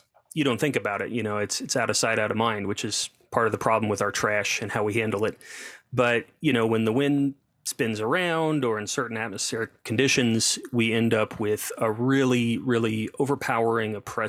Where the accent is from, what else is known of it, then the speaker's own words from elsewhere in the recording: Kansas, United States; now in Murfreesboro, United States; I grew up in Kansas, and in the town I grew up in, we had a cattle, you know, Tyson facility.